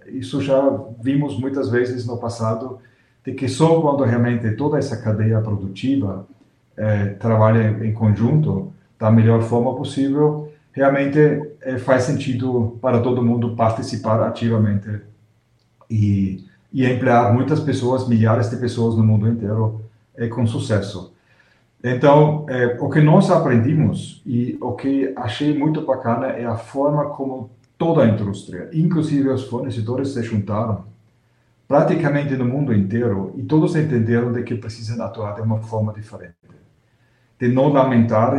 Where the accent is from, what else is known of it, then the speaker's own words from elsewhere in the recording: Austria; moved away; eu sou austríaco